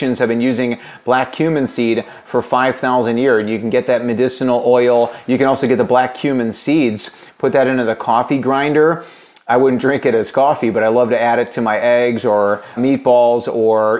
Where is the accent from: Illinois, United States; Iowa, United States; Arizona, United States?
Illinois, United States; my home state of Illinois